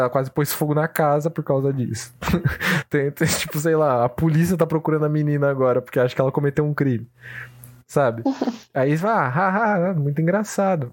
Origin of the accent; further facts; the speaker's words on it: Brazil; a gente vivencia isso como brasileiros